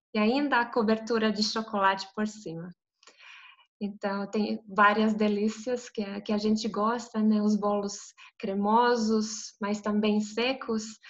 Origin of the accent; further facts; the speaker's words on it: Zagreb, City of Zagreb, Croatia; eu sou de Zagreb, da capital da Croácia.